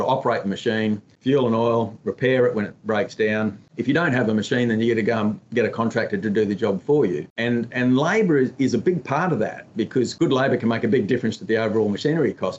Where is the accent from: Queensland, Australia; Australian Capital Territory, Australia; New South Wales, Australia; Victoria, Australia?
Queensland, Australia; Emerald; moved away as an adult; now in Western Australia, Australia; grew up on a cotton farm in Emerald, Central Queensland